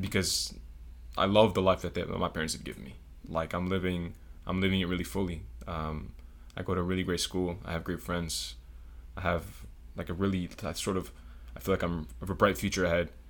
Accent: Broward County, South Florida, United States; moved away as an adult; also born or lived in Puerto Rico; now in Atlanta, United States; born in Puerto Rico, but born and r, basically raised all my life in South Florida. Um, little place called Broward County

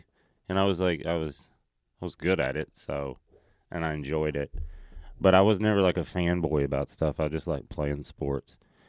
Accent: Tennessee, United States; born or raised there

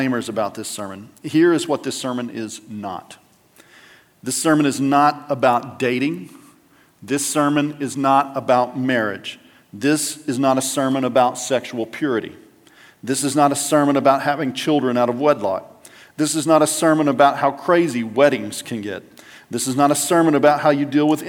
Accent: West Texas, United States; moved away; go home to West Texas

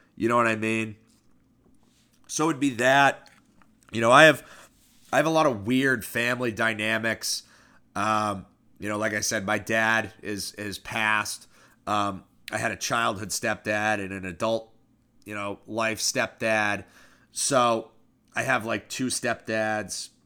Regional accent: Newmarket, New Hampshire, United States; moved away; small town American life, Newmarket, New Hampshire

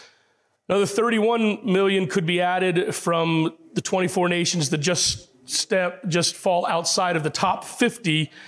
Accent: Puerto Rico; born there; Now, if you talk to, I was born in Puerto Rico.

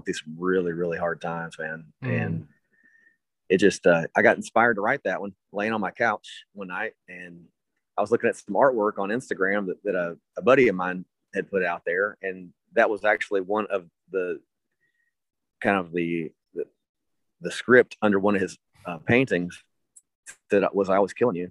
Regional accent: Berea, Kentucky, United States; growing up in Berea, Kentucky

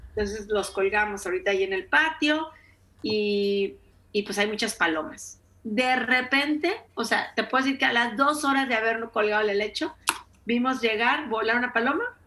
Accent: Mexico; en mi tierra, en mi ciudad se llama trolelote, en México se llama esquite

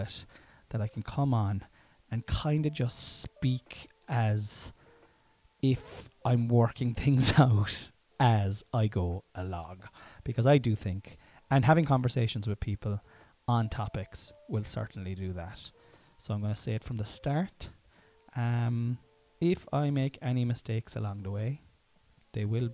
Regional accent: Ireland; I'm Irish and I generally do not pronounce my THs

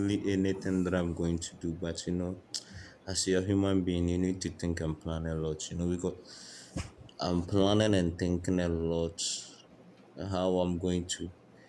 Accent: Ghana; I'm from Ghana

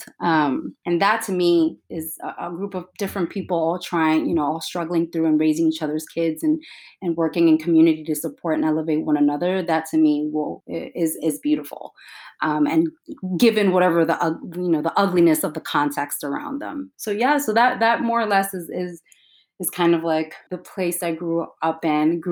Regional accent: New York City, New York, United States; I was growing up in Williamsburg

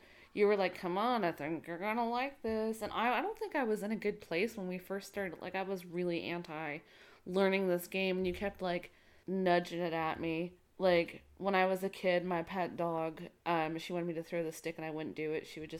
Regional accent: Northeast, United States; I mean, I grew up in the Northeast, so crib of America, so or of Canada, really.

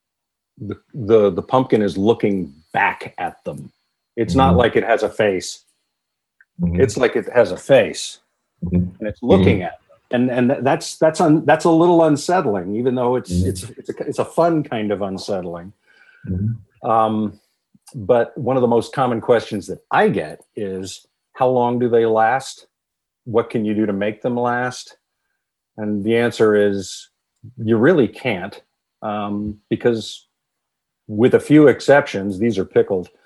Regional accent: Poughkeepsie, New York, United States; also born or lived in Los Angeles / Huntington Beach / Armonk; I grew up in the Hudson Valley in Dutchess County, just outside of Poughkeepsie

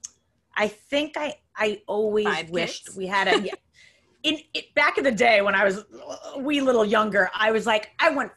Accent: Long Island, New York, United States; now in Queens, United States; I'm from Long Island originally

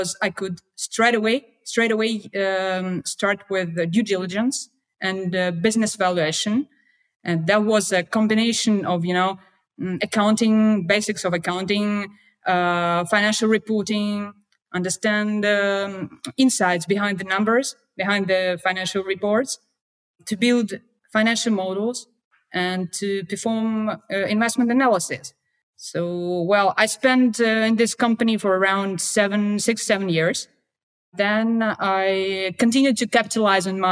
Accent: Russia; I'm from Russia

